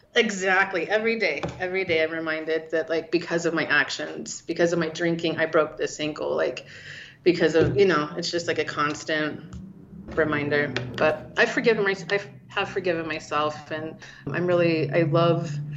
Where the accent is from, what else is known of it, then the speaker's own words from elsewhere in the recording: Salt Lake City, Utah, United States; moved away as an adult; also born or lived in Portland, Oregon; I grew up in Salt Lake